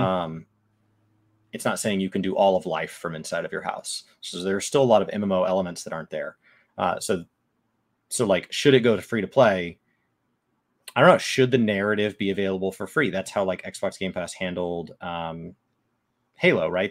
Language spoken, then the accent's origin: English; Dallas, Texas, United States; first language English; I'm from Dallas